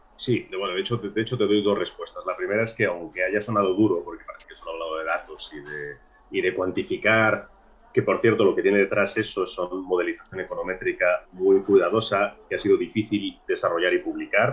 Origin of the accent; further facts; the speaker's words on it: Granada, Andalusia, Spain; yo soy granadino